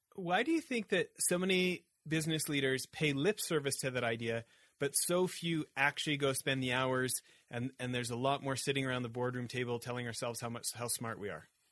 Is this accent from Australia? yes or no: no; Canada; I grew up in Canada where Tim Hortons is like a religion